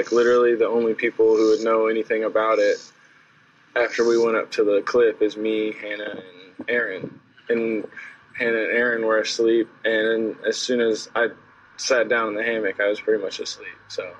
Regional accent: Clarksville, United States

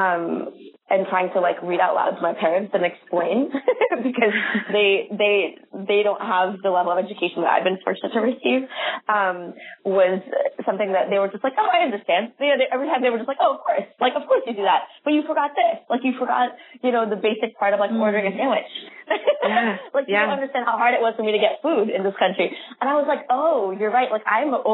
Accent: San Jose, California, United States; in San Jose, California, which is my hometown

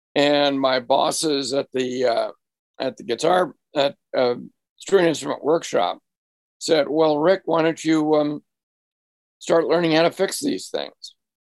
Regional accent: Marblehead, Massachusetts, United States; I found in an antique store in my hometown of Marblehead, Massachusetts.

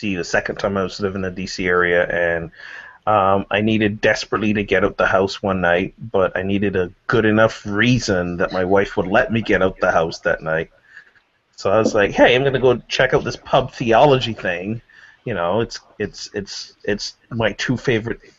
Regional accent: Northeast, United States; I'm from the Northeast

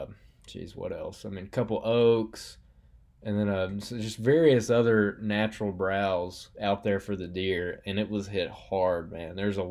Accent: Alabama, United States; growing up in Alabama

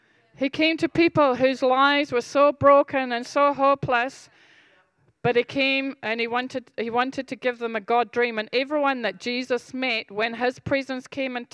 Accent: Scotland, United Kingdom; I'm Scottish

